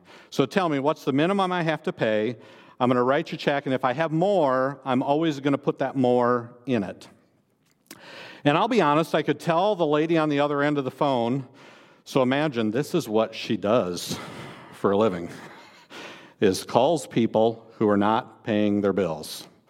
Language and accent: English; Iowa, United States; I grew up in Northeast Iowa. People often ask me where I grew up, and I respond, I grew up in Northeast Iowa.